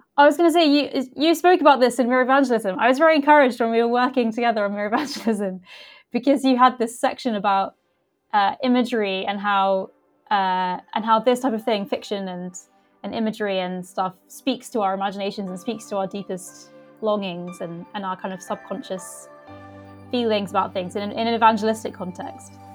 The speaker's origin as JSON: {"language": "English", "country": "United Kingdom", "tie": "born or raised there", "also_born_or_lived": "Leicester, England / Somerset, England", "said": "I grew up in uh, in two places in uh, first of all in the middle of England in a place called Leicester and then uh, in Somerset in the southwest"}